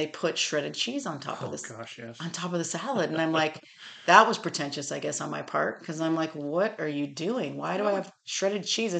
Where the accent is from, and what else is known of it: California, United States; moved away as an adult; now in Tennessee, United States